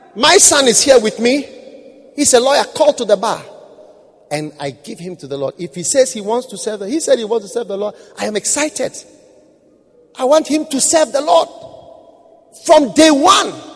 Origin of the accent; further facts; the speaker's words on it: Ghana; I was from Ghana